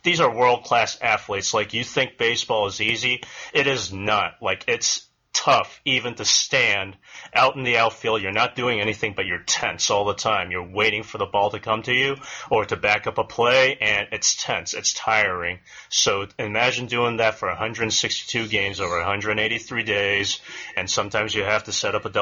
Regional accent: San Francisco Bay Area, California, United States; I come from the San Francisco Bay Area

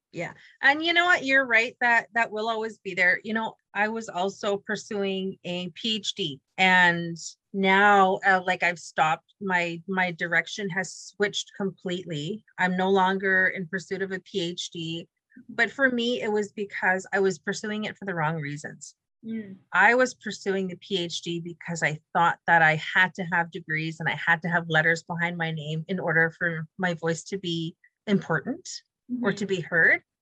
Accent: The Pas, Manitoba, Canada; I understood the humor because I grew up in the Pas.

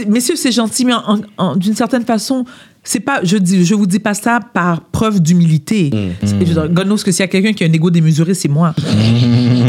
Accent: South Shore of Montreal, Quebec, Canada; je suis née à Montréal. J'ai grandi sur la rive sud.

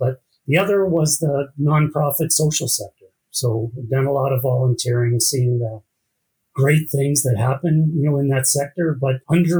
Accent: Ontario, Canada; now in Calgary, Canada; I mean, Calgary's a great spot. I grew up in Ontario, but will not move back.

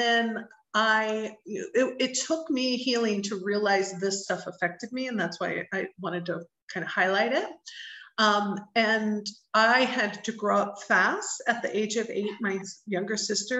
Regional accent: Indianapolis, Indiana, United States; also born or lived in Cincinnati, Ohio; now in Mexico; I was born in the Midwest of the U.S. in Cincinnati, Ohio, but raised since I was five in Indianapolis, Indiana. So that's home for me

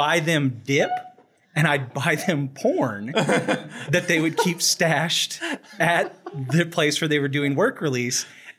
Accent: Southeast Oklahoma, United States; I grew up in Southeast Oklahoma, which is still in a lot of ways, or at least when I was a kid, was like the Wild West.

